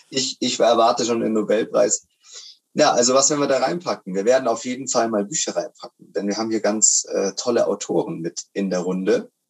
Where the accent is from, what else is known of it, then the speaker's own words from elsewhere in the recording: Austria; Ich bin, ich bin ähm, Österreicher.